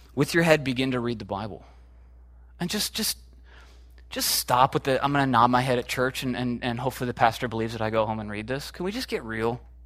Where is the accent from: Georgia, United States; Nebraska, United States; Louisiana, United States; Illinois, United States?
Illinois, United States; Chicago; moved away; I'm from Chicago originally